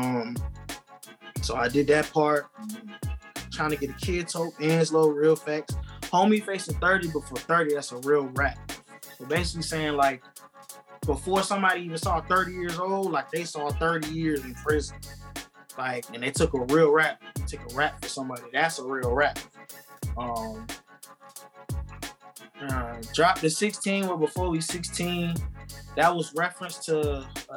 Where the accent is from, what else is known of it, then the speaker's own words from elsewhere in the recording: United States; moved away; also born or lived in North Carolina / South Carolina; I'm from both. I was born in North Carolina. I moved to South